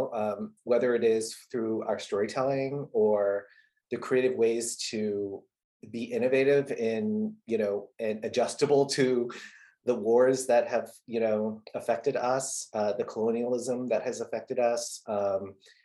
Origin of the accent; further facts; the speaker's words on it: Southern California, United States; moved away as an adult; also born or lived in Saigon, Vietnam; now in New York City, United States; I was born in Saigon and I grew up in Southern California